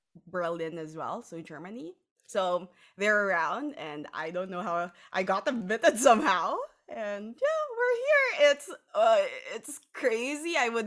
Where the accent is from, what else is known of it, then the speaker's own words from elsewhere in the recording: Philippines; because being Filipino, as you know, in our culture and maybe a lot of other cultures as well